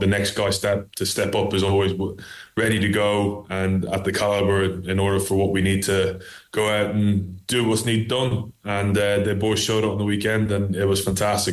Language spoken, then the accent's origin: English; Ireland; I grew up in Ireland, so I actually started off with Gaelic